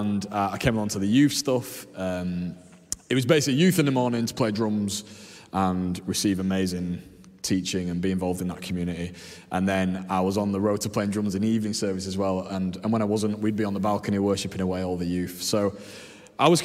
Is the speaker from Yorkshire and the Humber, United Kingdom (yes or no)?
yes; Leeds, Yorkshire and the Humber, United Kingdom; I'm from Leeds originally. My parents moved here and married here, and we grew up just up the road in Burley